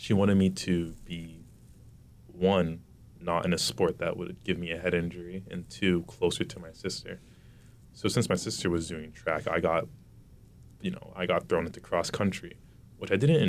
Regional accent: Wilmington, Massachusetts, United States; I also grew up in Wilmington very sheltered

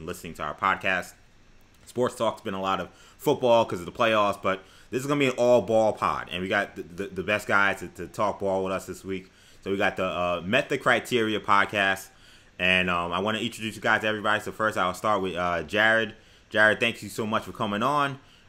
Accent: New York City, New York, United States; I grew up in New York City in Queens.

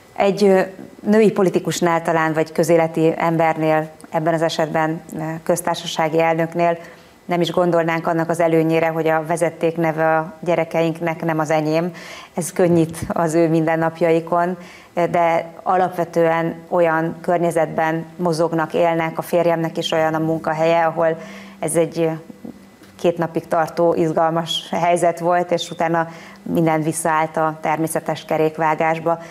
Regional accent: Hungary; mi magyarok

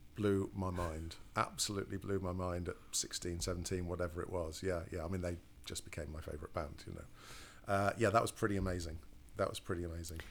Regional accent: Cleethorpes, Yorkshire and the Humber, United Kingdom; moved away; also born or lived in Grimsby; I'm from a, a, a, real backwater called Cleethorpes

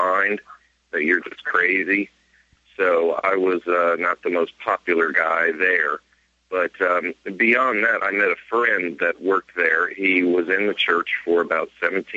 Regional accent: Clearwater, Florida, United States; I've been born and raised in Clearwater, Florida, 30 years now

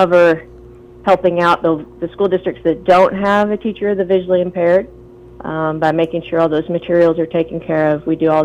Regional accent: Morrilton, Arkansas, United States; I'm born and raised in Morrilton

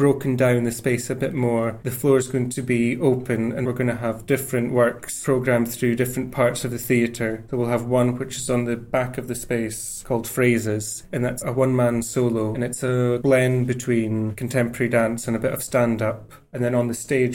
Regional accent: northeast of Scotland, United Kingdom; moved away; I'm from the northeast of Scotland.

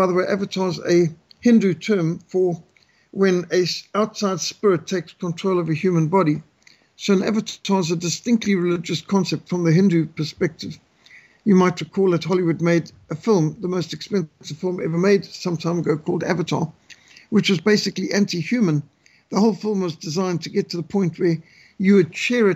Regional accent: Zimbabwe; I grew up in Rhodesia, which is a mostly rural country with animals all around

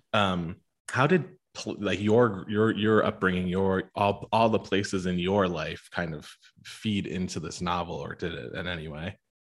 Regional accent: United States; also born or lived in Pennsylvania / Arizona; a white guy born and raised in Pennsylvania and Arizona

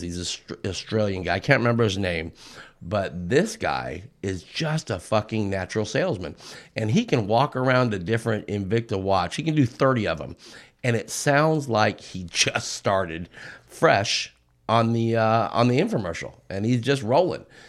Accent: outside of Los Angeles, Southern California, United States; I'm from Southern California, a little bit out, outside of Los Angeles, and I grew up in the thick of it

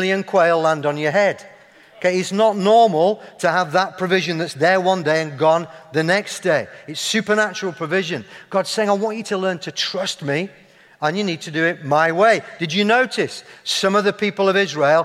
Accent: Yorkshire and the Humber, United Kingdom; accent: Yorkshire; moved away; people hear my accent, observe my flat cap, see my love of Yorkshire puddings

